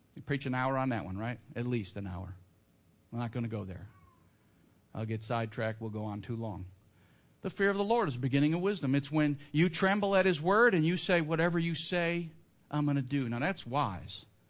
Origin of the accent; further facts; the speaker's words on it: Northern Illinois, United States; I grew up in Northern Illinois, Blackhawks fan, when I was a kid